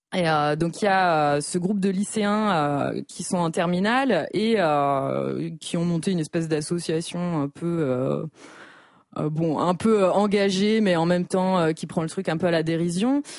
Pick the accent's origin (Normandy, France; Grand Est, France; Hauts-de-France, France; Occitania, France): Normandy, France; je viens de Normandie, donc c'est quasiment dans mon ADN